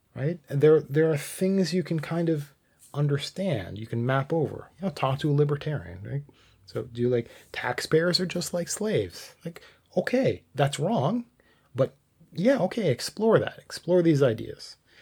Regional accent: Canada; I'm Canadian

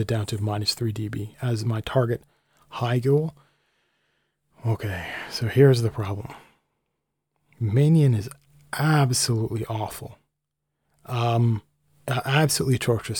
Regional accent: Canada; I'm Canadian

